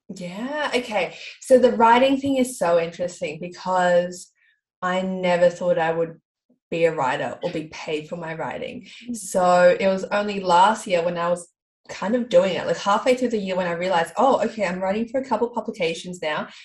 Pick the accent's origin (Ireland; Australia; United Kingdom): Australia; Melbourne, Victoria; I'm from Melbourne.